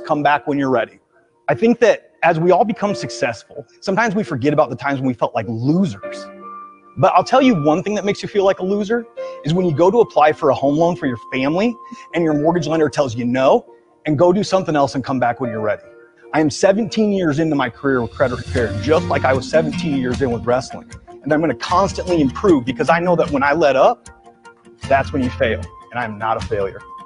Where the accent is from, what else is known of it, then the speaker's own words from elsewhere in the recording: Iowa, United States; moved away; I'm originally from Iowa.